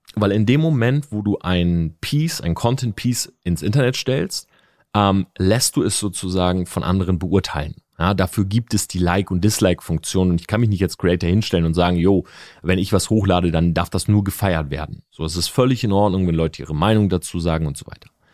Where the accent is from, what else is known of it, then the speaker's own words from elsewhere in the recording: Delmhorst, Lower Saxony, Germany; Ich bin in Delmhorst groß geworden